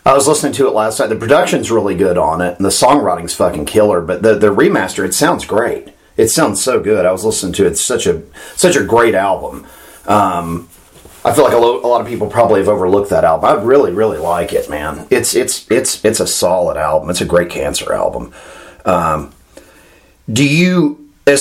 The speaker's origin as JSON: {"language": "English", "region": "Florida", "country": "United States", "tie": "born or raised there", "said": "me growing up in Florida"}